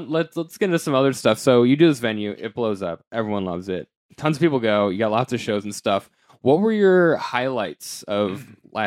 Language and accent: English; Denver, Colorado, United States; I'm from Denver